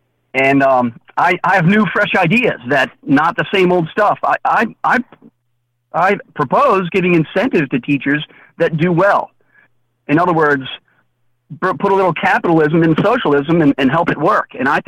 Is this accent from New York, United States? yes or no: no; Kingsville, Maryland, United States; also born or lived in Middle River, Maryland / Bel Air, Maryland; I grew up in District 7. I grew up in Kingsville, went to Perry Hall High School, and lived in Middle River and now in Moncton as well as Bel Air. So I've lived all over the district.